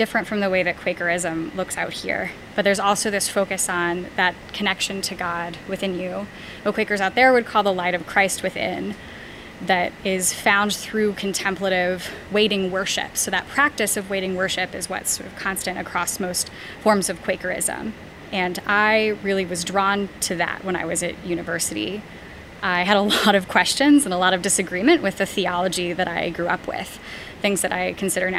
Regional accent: East Bay area of California, United States; I was raised in the East Bay area of California

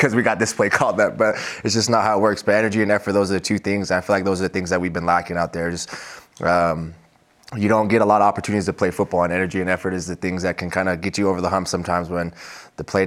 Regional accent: Las Vegas, Nevada, United States; moved away; I grew up in Las Vegas, and me and his son, Lil Dana and Aiden, played on the same football team

